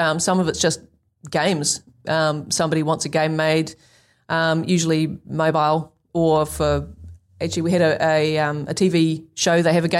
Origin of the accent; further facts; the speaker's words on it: New Zealand; New Zealanders are not great at selling ourselves.